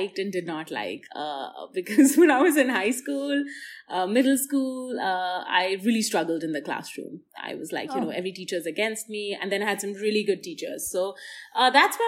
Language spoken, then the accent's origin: English; India; as an Indian